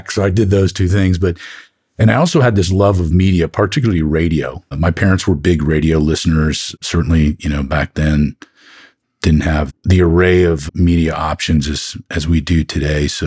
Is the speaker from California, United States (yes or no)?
yes; Oakland, California, United States; also born or lived in Chicago; So, I tell people I grew up in Oakland, up in the Bay Area. That's where I went to junior high and high school when I was younger, my dad was in the Navy, so I bounced around a little bit. Born in Chicago